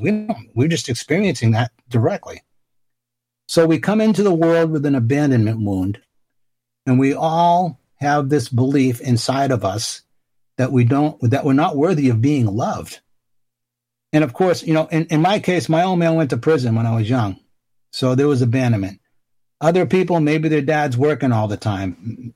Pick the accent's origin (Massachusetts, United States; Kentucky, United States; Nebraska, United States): Massachusetts, United States; Boston; I grew up in Dorchester in Boston, where Marky Mark Wahlberg is from